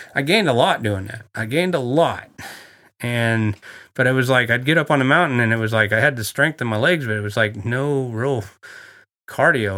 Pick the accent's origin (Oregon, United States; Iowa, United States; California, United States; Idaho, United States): Oregon, United States; Coos Bay; I'm from Coos Bay, Oregon. That's where I was born